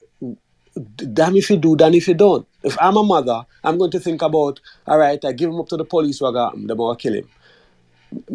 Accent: Jamaica; moved away; I'm a Jamaican, I've lived in Jamaica

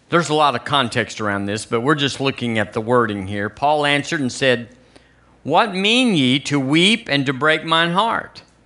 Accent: United States; also born or lived in Tuscaloosa, Alabama; we're American

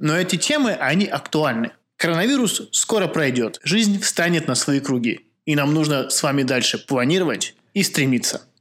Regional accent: Lithuania; now in Georgia; когда спрашивают, откуда ты, а это действительно 90% всех таксистов тебя спросят, я говорю, что я из Литвы.

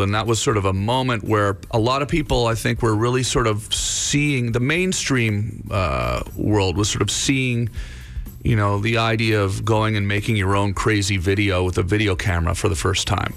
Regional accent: Canada; moved away as an adult; now in United States; I still feel Canadian, uh, for sure. You know, uh, obviously, I, uh, you know, spent spent my entire life in Canada till I was 28 years old

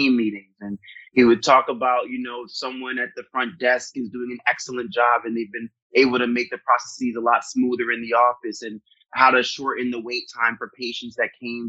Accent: Maryland, United States; I grew up mostly in Maryland

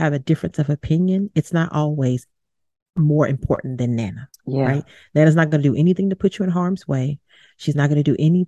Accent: Baton Rouge, Louisiana, United States; moved away; I'm originally from Baton Rouge, Louisiana, so I always refer back to that as home.

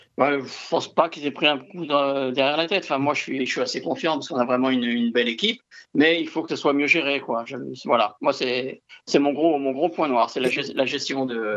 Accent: Toulouse, Occitania, France; en tant que Toulousain

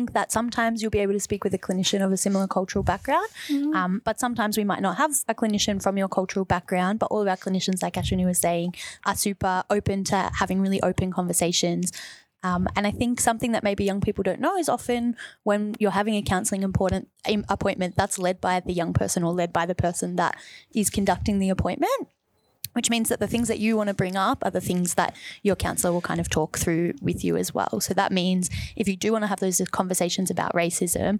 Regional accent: Wyndham, Victoria, Australia; I grew up in Wyndham

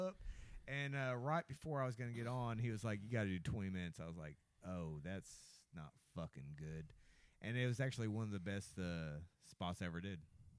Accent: Arkansas, United States; I grew up in Arkansas.

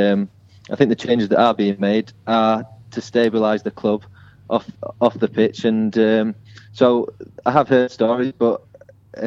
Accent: Huddersfield, Yorkshire and the Humber, United Kingdom; moved away as an adult; now in London, United Kingdom; I'm from Huddersfield

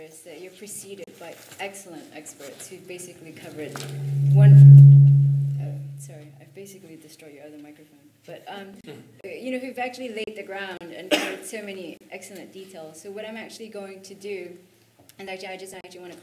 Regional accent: Singapore; I'm from Singapore

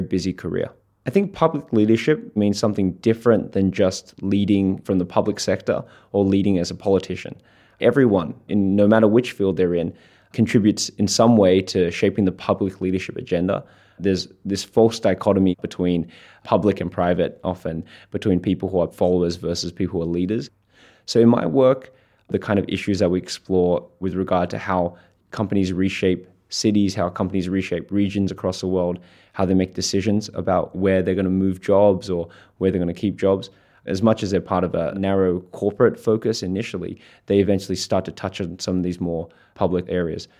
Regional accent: Australia; I'm an Australian and I'm a Schwartzman scholar

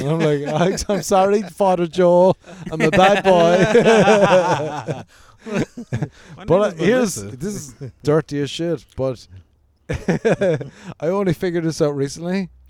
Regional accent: Cork, Munster, Ireland; moved away as an adult; now in Los Angeles, United States; what part of Ireland are you from? I was like, Cork.

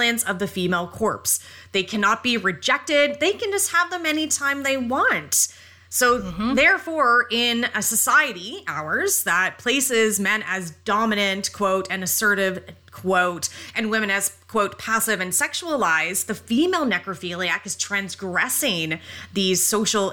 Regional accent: Canada; we're Canadian

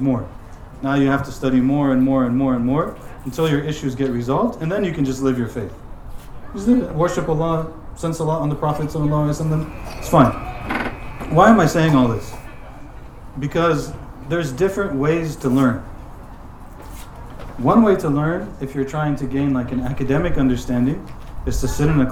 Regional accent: United States; I'm from America

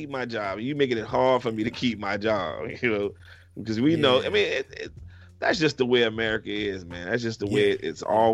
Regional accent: New Orleans, Louisiana, United States; I was born and raised in New Orleans, Louisiana

